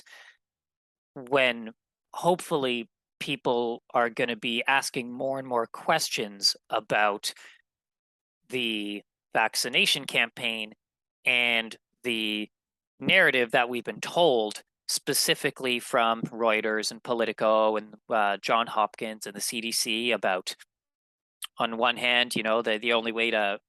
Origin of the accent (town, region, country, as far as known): Manitoba, Canada; born or raised there